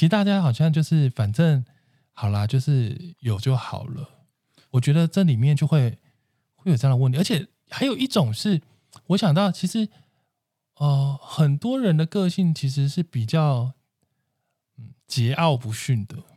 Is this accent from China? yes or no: no; central and southern Taiwan, Taiwan; moved away; 我是中南部人